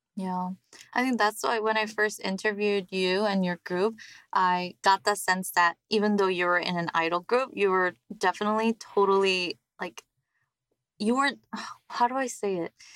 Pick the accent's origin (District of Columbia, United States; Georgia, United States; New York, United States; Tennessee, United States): New York, United States; now in South Korea; growing up in New York